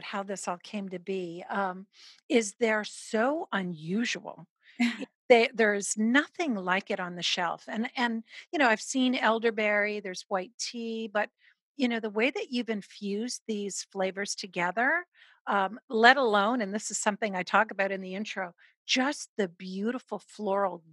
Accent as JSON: {"language": "English", "country": "Canada", "tie": "born or raised there", "said": "as a Canadian born, tea time was kind of religious for us"}